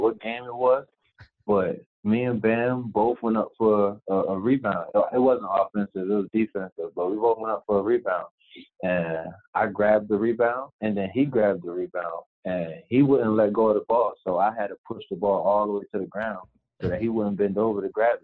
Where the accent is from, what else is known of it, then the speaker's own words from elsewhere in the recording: Chester, Pennsylvania, United States; now in Miami, United States; I'm from Chester, PA. So I go out there every day playing basketball around all the older players